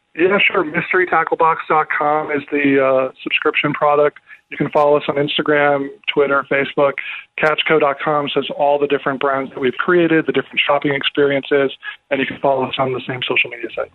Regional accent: Minnesota, United States; I grew up in Minnesota as a kid, and there were three lakes within 10 minutes of my house.

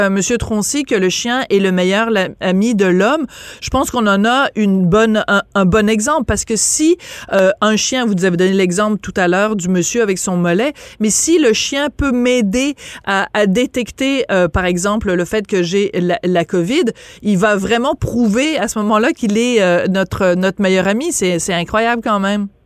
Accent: France; accent: French (from France); now in Quebec, Canada; mon accent français

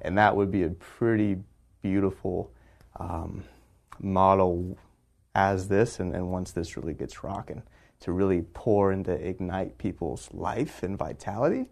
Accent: Texas, United States; moved away as an adult; also born or lived in California; now in San Diego, United States; I grew up in Texas, came out to California for school

